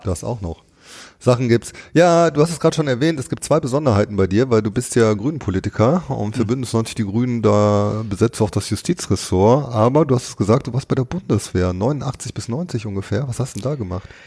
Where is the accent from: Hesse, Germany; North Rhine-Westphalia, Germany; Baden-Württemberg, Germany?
North Rhine-Westphalia, Germany; Duisburg; obwohl ich in Duisburg geboren bin